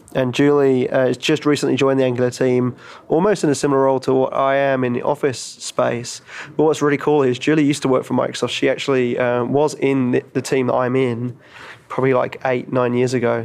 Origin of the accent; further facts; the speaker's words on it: London, United Kingdom; moved away; We are in London, my hometown